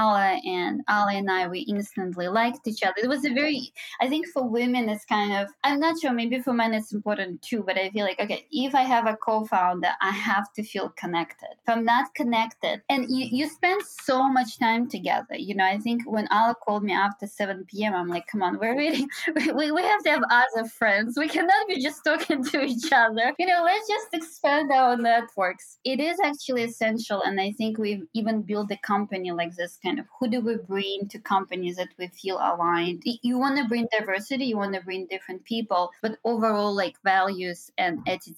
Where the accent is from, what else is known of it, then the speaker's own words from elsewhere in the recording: Minsk, Belarus; moved away as an adult; now in New York, United States; So I'm originally from Belarus, Minsk, and I was born and raised there. So I came here when I was 22